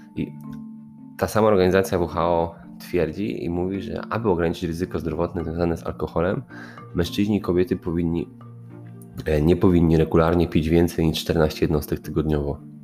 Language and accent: Polish; Poland